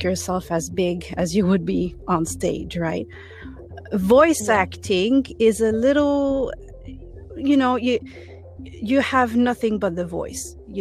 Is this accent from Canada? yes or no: yes; Toronto, Ontario, Canada; English is a second language; I'm from Toronto